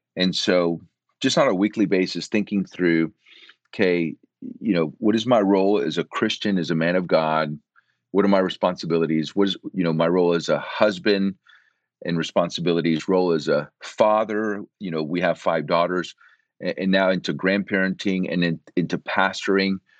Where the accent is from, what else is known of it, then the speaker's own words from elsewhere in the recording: Central Florida, United States; moved away as an adult; also born or lived in Puerto Rico; now in Austin, United States; I'm originally from Puerto Rico. And at eight years of age, we moved from Puerto Rico to Central Florida